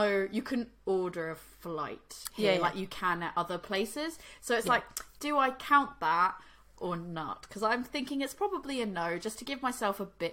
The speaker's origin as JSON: {"language": "English", "town": "Boston", "region": "Massachusetts", "country": "United States", "said": "I'm from Boston"}